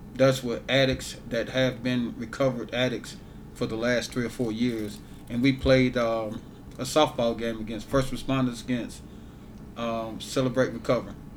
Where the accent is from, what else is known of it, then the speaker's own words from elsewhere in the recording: Ware, Mississippi, United States; moved away as an adult; now in Grenada, United States; I'm originally from Ware, Mississippi.